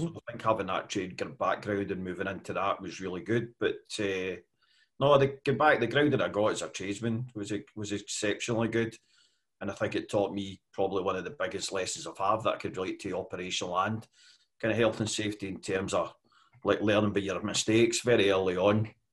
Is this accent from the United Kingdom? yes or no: yes; west coast of Scotland, United Kingdom; I come from uh, here on the west coast of Scotland. Uh, I was born and bred there.